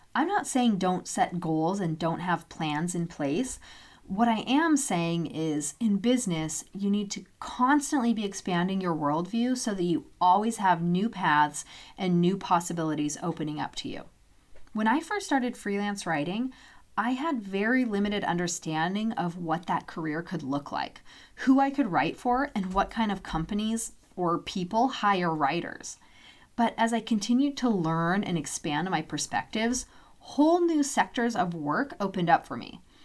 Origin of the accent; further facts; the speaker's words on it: Loomis, Washington, United States; moved away; My hometown's mini post office still has those vintage mailboxes installed to this day.